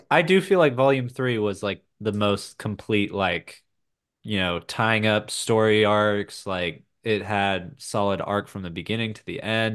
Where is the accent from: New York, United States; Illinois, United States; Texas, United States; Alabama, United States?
Texas, United States; North; growing up in North Texas